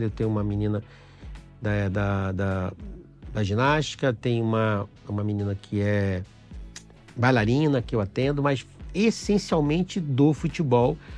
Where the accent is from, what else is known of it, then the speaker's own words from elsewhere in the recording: Pernambuco, Brazil; eu tenho 52 anos. É, sou pernambucano